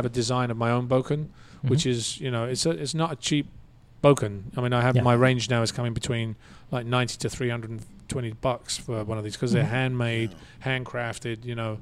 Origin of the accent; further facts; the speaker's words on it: London, United Kingdom; moved away as an adult; now in United States; I grew up in London, but I've been here for 30 years.